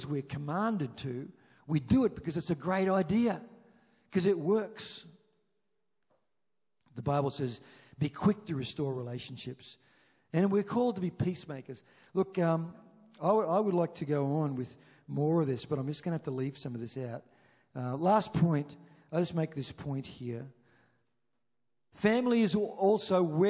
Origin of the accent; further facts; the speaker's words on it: Chinchilla, Queensland, Australia; moved away; we grew up in Chinchilla